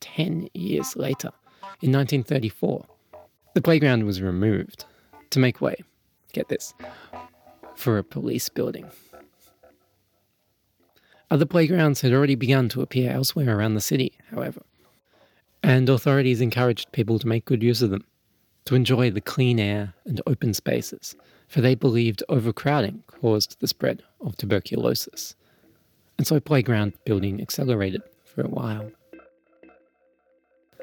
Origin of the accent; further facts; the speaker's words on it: Melbourne, Victoria, Australia; when I was growing up in Melbourne